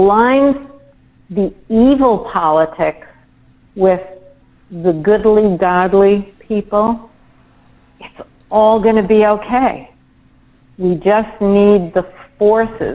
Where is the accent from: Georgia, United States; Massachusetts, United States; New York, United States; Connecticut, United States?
New York, United States; I'm a New Yorker.